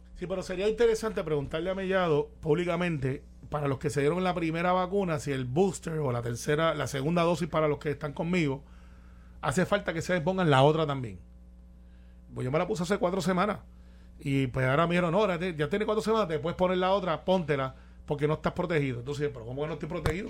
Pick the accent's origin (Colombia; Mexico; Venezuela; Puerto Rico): Puerto Rico; Guaynabo; soy de Guaynabo